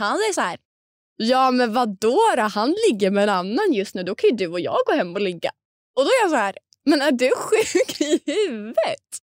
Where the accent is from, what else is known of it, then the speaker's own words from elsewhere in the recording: Linköping, Östergötland, Sweden; moved away; vi umgås ändå i samma kretsar hemma i Linköping